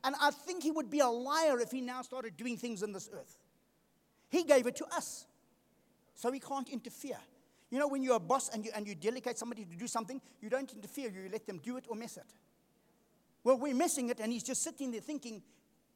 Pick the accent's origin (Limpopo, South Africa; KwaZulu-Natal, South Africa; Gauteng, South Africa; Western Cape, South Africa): KwaZulu-Natal, South Africa; Durban; I come from Durban. We used to surf in Durban